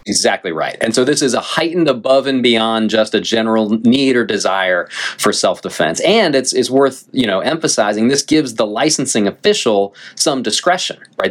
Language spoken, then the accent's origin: English; North Carolina, United States; I grew up here in North Carolina